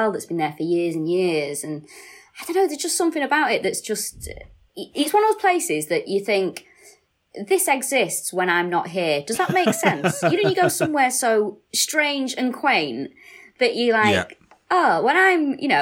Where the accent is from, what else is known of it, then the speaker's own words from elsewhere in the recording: Manchester, North West England, United Kingdom; And I'm from Harper Hay. So, and also, where I'm from, I lived, the house that I sort of grew up in, backed onto the Boggart Hole Clough